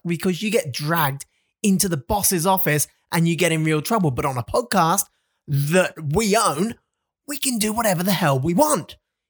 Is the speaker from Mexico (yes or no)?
no; England, United Kingdom; now in Australia; I'm from England and my wife mocks me for how I pronounce certain words.